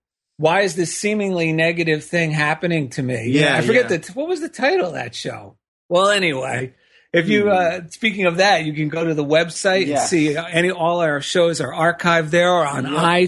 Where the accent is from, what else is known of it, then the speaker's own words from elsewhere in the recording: East Coast, United States; accent: East Coast; hamming up my East Coast accent so it would think of what I thought was New York